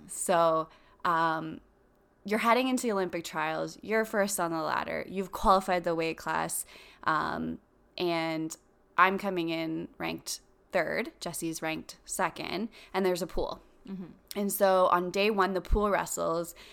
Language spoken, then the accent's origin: English; Canada; we're Canadian